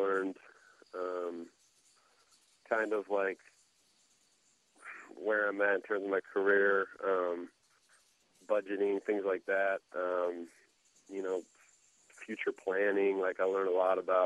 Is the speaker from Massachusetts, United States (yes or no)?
no; Iowa, United States; moved away as an adult; also born or lived in Seattle; now in Oklahoma City, United States; I grew up in Iowa where it's very cold in the winters, and moved on to Seattle, Oklahoma.